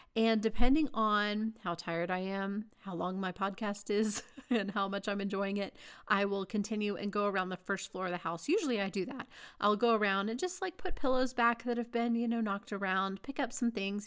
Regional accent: Texas, United States; moved away as an adult; now in Denver, United States; I grew up in Texas. I really, I spent my whole life in Texas until I was married, basically

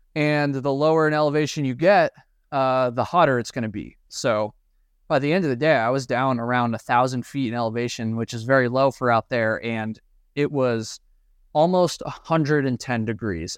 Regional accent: East Coast, United States; I'm from the East Coast.

